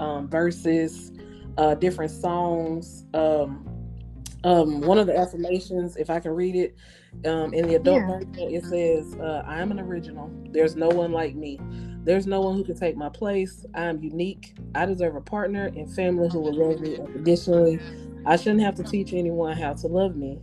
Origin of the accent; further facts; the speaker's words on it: Louisiana, United States; moved away; also born or lived in Birmingham; I'm from Louisiana.